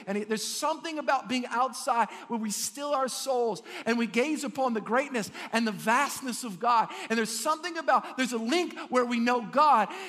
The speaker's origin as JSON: {"language": "English", "country": "United States", "said": "I'm an American."}